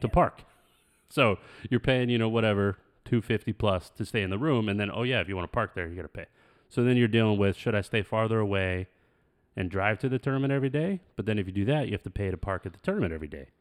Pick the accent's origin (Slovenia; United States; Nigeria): United States; Phoenix, Arizona; We're, like, from Phoenix